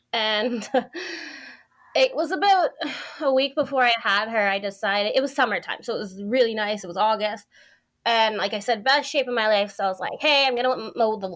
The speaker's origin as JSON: {"language": "English", "town": "Airdrie", "region": "Alberta", "country": "Canada", "said": "I'm from Airdrie, Alberta."}